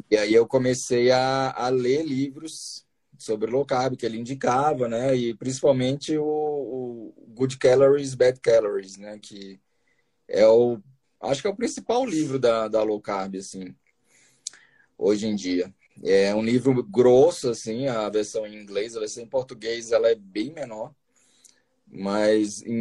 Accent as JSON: {"language": "Portuguese", "town": "Brasília", "region": "Federal District", "country": "Brazil", "said": "eu assim, pode-se dizer que, eu, que eu, eu sou de Brasília, né? Eu fiz a eu fiz faculdade em Bauru, né, de, de nutrição, em Bauru, São Paulo. É, mas aí logo depois eu voltei para Brasília, né?"}